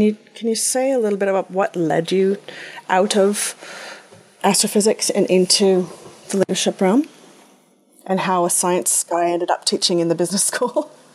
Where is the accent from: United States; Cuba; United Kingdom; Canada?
Canada; growing up in Canada, skiing was part of what we did